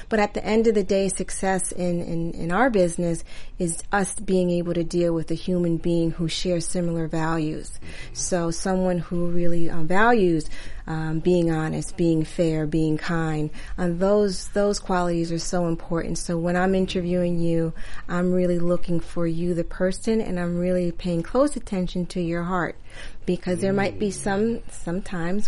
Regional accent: New York City, New York, United States; we grew up in Queens

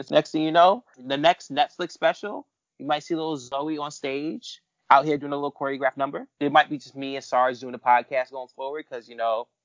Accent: Jamaica; I'm ashamed at what Fabian's doing at the moment as a Jamaican.

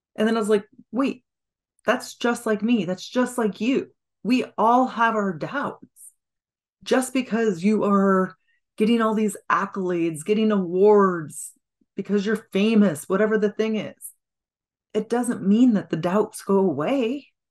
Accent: Washington, United States; I'm from Washington State

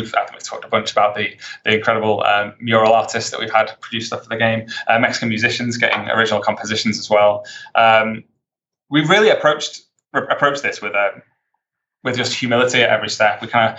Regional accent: United Kingdom; I think I'm British.

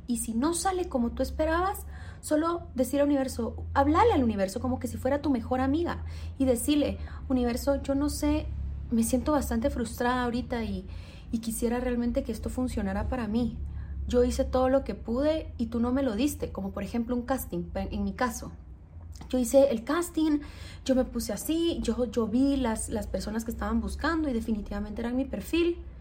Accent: Guatemala; soy guatemalteca

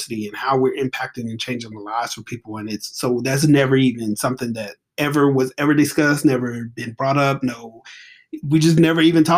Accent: Atlanta, Georgia, United States; I was from Atlanta

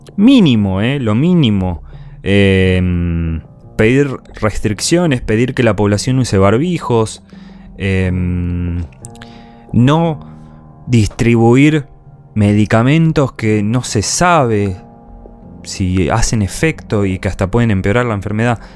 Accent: Argentina; En mi país hay. En Argentina hay

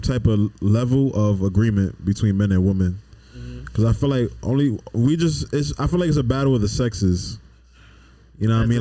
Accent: New York City, New York, United States; I'm from the Bronx

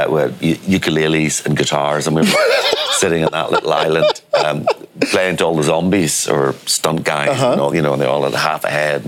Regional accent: Belfast, Northern Ireland, United Kingdom; And I'm from Belfast.

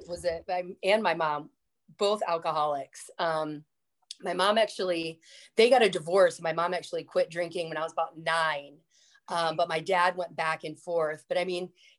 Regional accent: Florida, United States; I grew up in Florida

